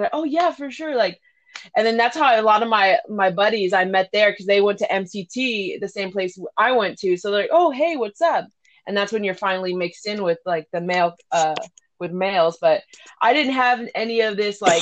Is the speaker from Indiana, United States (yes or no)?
no; Woodland, California, United States; moved away as an adult; also born or lived in Sacramento, California; I'm from Sacramento, California. I lived in Woodland most of my life as a teenager. I did move around a lot before that with my mom, but I mostly say I'm from Sacramento, Woodland area